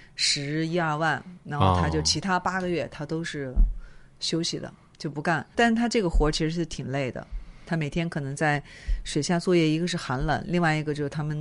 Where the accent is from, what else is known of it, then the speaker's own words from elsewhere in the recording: South China, China; 你们北方会这么说吗？因为我是南方人，我们有时候下水的话说扎个猛子